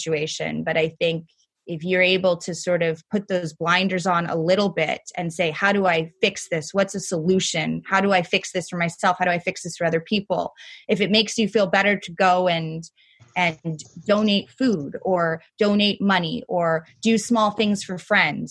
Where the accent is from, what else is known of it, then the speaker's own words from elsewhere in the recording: New York City, New York, United States; growing up in New York City and going to private school